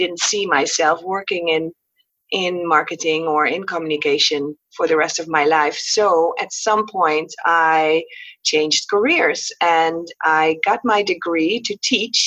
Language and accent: English; Netherlands; moved away as an adult; also born or lived in Qatar; now in Curaçao; I was born on Curaçao, a small island in the Caribbean. Mom was from Holland. Dad was from Curaçao. But I was raised in Holland.